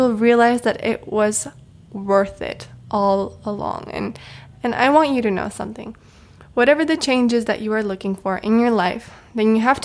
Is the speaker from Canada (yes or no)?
no; Czechia; moved away as an adult; I love my home country. I love the Czech Republic